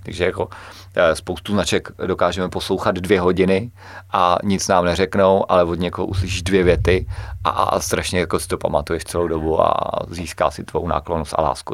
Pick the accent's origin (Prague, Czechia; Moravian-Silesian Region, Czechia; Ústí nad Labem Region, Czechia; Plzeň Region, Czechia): Plzeň Region, Czechia; Klatovy; u nás v Klatovech